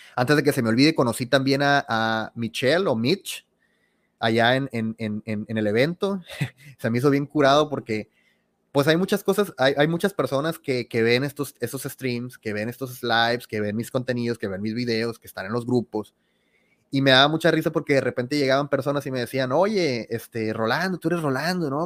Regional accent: Sinaloa, Mexico; yo soy de Sinaloa

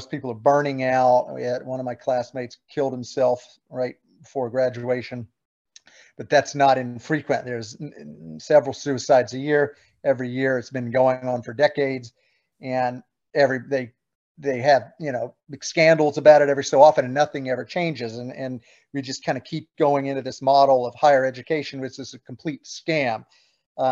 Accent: South Carolina, United States; moved away as an adult; also born or lived in Cambridge, Massachusetts; I was from South Carolina originally growing up.

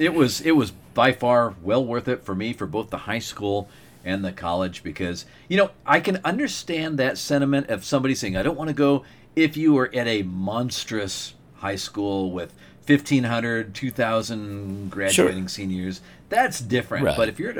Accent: Nome, Alaska, United States; moved away as an adult; I went to my 30th high school reunion for Nome High School, Nome Belt High School

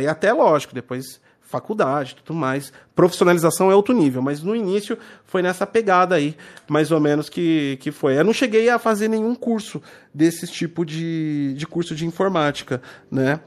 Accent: Santo André, São Paulo, Brazil; Eu sou da região do ABC, São Paulo, né? É, tipo, eu sou de Santo André.

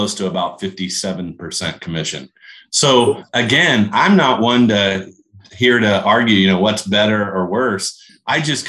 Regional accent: Kokomo, Indiana, United States; a little blue collar town like I grew up in Kokomo, Indiana

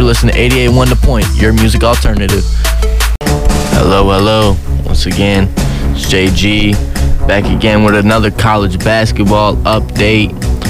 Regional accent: Tinley Park, Illinois, United States; I'm from Tinley Park, Illinois.

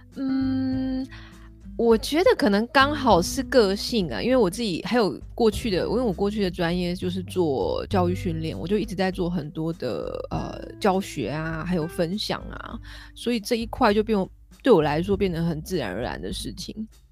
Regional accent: Kaohsiung, Taiwan; moved away as an adult; also born or lived in Taipei / United States; now in London, United Kingdom; 那我高雄人，我就搬回高雄

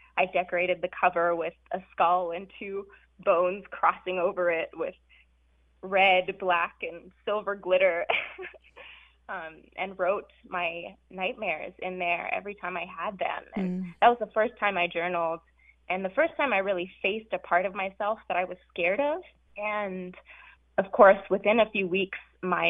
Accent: California, United States; also born or lived in South Africa; I immigrated to California from South Africa with my very radical parents and younger brother

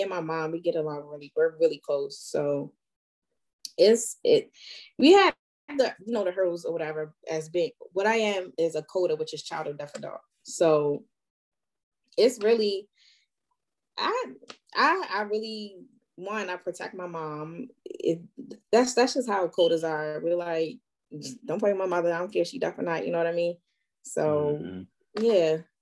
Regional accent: Baltimore, Maryland, United States; first language sign language; I'm from Baltimore, Maryland

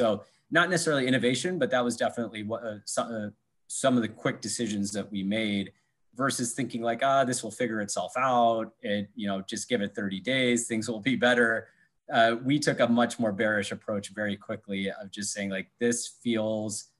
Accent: Iowa, United States; also born or lived in New York / Michigan; now in Chicago, United States; I'm originally from Iowa.

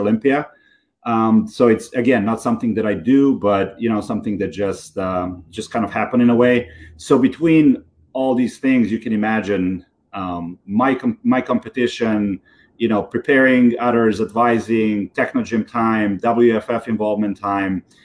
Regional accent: Belgrade, Serbia; moved away as an adult; now in New York, United States; I grew up in Serbia so I grew up in Belgrade, Serbia

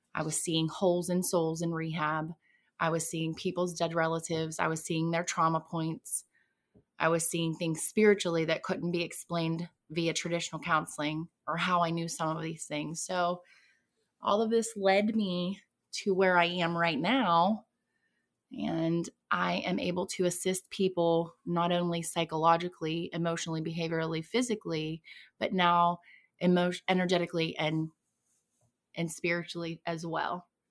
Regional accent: southwestern Pennsylvania, United States; I was born in southwestern Pennsylvania. Um, I was born and raised there, actually.

